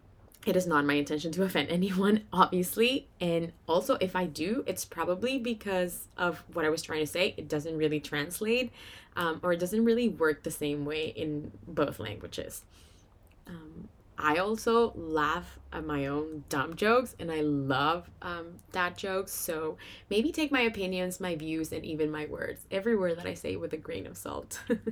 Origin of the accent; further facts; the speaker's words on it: Venezuela; first language Spanish; English is a second language; now in Canada; as of me, I moved to Canada from Venezuela, not Minnesota. in 2014, so I've been here for 7 years, and since then, I don't know how many times a day, even in an hour, I have to switch languages. Spanish is my first language